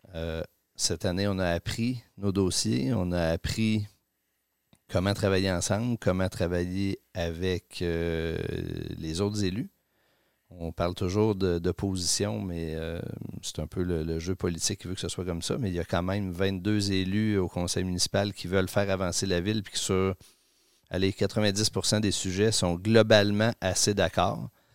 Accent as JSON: {"language": "French", "town": "Quebec City", "region": "Quebec", "country": "Canada", "tie": "born or raised there", "also_born_or_lived": "Rimouski / Paris", "said": "Je suis né à Rimouski, je suis arrivé à. C'est ça, pas natif. Québec, je, suis arrivé à. je suis arrivé à, Québec à 4 ans. Et puis, euh, j'ai toujours vécu"}